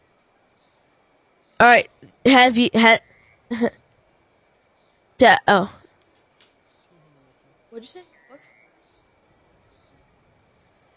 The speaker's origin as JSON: {"language": "English", "town": "St. Louis", "region": "Missouri", "country": "United States", "tie": "born or raised there", "moved": "yes", "lives_now": "Georgia, United States", "said": "I am from St. Louis. I don't live in St. Louis, but I am from St. Louis."}